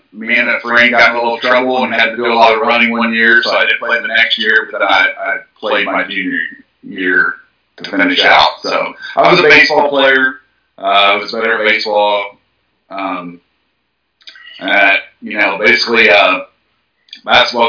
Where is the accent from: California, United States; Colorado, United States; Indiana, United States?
Indiana, United States; Crothersville; I'm originally from Jackson County, a small town called Crothersville High School is where I went to high school at.